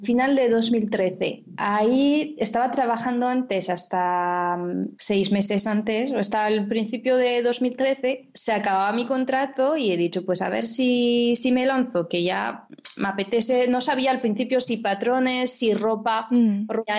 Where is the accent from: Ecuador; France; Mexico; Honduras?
France; accent: French; Spanish is a second language; now in Valencia, Spain; como lo podéis oír por el nombre y el acento, soy francesa, vivo aquí en, España, en Valencia